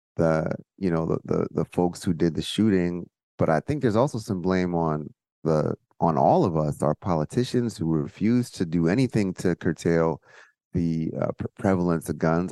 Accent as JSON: {"language": "English", "region": "suburban New Jersey", "country": "United States", "also_born_or_lived": "Baltimore", "moved": "as an adult", "said": "I'm coming from New Jersey, suburban New Jersey, where, like, I'm not used to guns"}